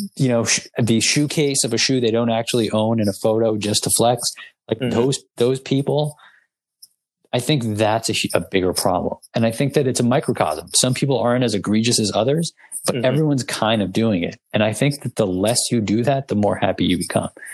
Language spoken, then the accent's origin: English; New York, United States; we're from New York